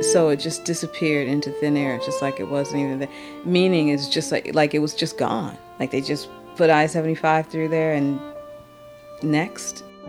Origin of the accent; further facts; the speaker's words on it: Detroit, Michigan, United States; Growing up in Detroit